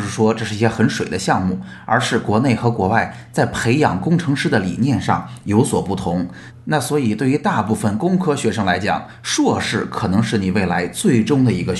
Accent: China; 我们国内的政府

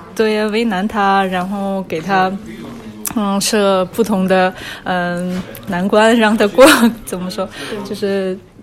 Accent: Irkutsk, Irkutsk Oblast, Russia; Chinese is a second language; moved away as an adult; now in Saint Petersburg, Russia; 我是在俄罗斯出生长大的，今年二十八岁。呃，我是出生在俄罗斯伊尔库茨克市，呃，现在住在圣彼得堡，已经六年了

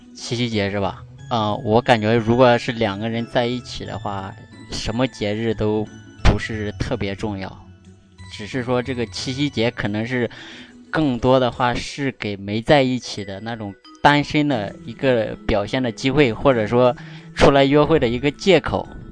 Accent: Bengbu, Anhui, China; 我是来自安徽蚌埠市固镇县的

